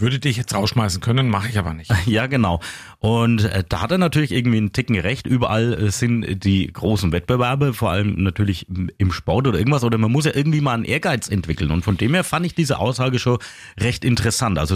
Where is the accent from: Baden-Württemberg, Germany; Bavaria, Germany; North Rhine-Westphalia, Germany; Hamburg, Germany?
Bavaria, Germany; Coburg; Ich komme ja aus Coburg und nicht aus Neustadt.